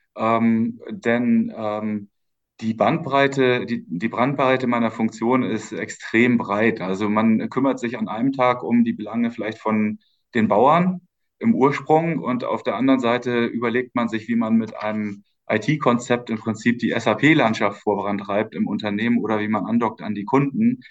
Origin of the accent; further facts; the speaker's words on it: Schleswig-Holstein, Germany; moved away as an adult; also born or lived in Osnabrück / Stuttgart / Berlin / Santiago de Compostela; Und dann sind meine Eltern nach Schleswig-Holstein gezogen, in den schönen Norden. Mhm. Äh, und ähm, äh, dort bin ich aufgewachsen, habe dort mein Abitur gemacht